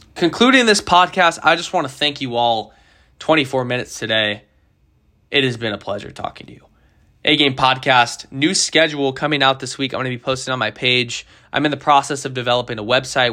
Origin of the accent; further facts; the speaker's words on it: United States; I'm American